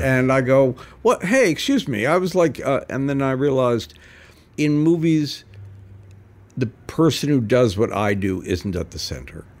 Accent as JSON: {"language": "English", "country": "Canada", "tie": "born or raised there", "also_born_or_lived": "New York / Los Angeles", "moved": "yes", "said": "growing up in Canada"}